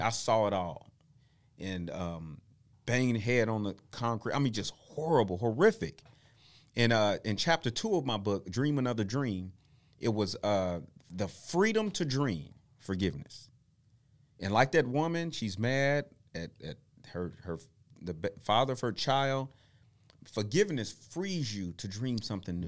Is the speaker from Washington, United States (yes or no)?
no; Tulsa, Oklahoma, United States; we moved here from Tulsa, I mean, from Oklahoma City to Tulsa. I'm almost six.